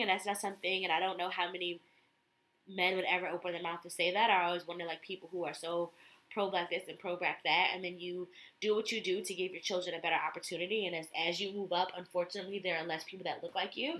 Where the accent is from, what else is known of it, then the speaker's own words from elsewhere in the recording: Connecticut, United States; I'm from Connecticut